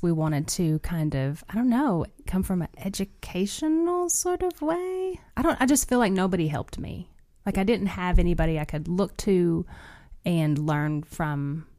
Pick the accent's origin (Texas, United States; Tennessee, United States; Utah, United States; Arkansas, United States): Arkansas, United States; we're from Arkansas.